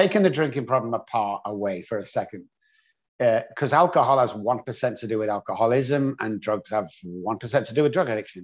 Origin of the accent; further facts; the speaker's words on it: England, United Kingdom; moved away; I grew up on a council estate in England